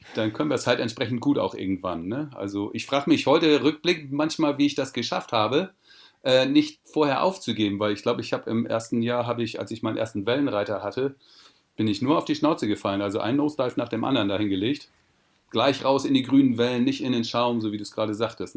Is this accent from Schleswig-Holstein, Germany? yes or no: yes; Sylt, Schleswig-Holstein, Germany; now in Portugal; auf Sylt bin ich geboren und aufgewachsen